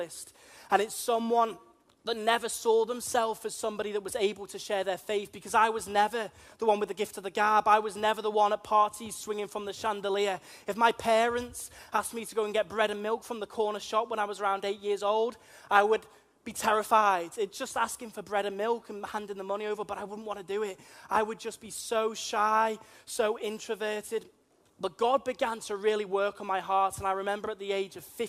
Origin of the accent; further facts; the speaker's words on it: Liverpool, North West England, United Kingdom; accent: plastic Scouser; also born or lived in Wirral; I'm from Liverpool. You may be able to tell that from my strange accents. A lot of people call me a plastic Scouser, because I spent a good portion of my life actually on the Wirral as well